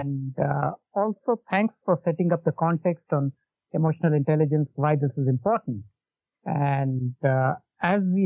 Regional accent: India; I came back to my hometown from the engineering college, which is like 250 kilometers away in a city called Aurangabad in Maharashtra

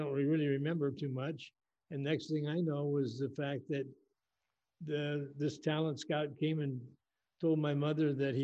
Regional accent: Los Angeles, California, United States; I grew up in West Los Angeles.

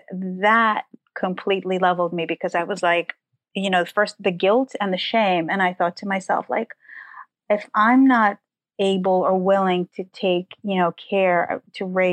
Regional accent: New York City, New York, United States; English is a second language; also born or lived in Soviet Ukraine; We arrived in Forest Hills, Queens, and that's where I spent most of my childhood

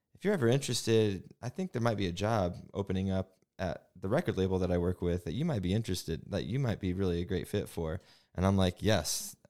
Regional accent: Bremen, Indiana, United States; also born or lived in South Bend; Growing up in South Bend, or Bremen

